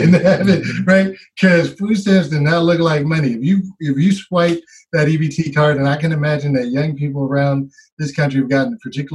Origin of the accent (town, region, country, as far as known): Oakland, California, United States; born or raised there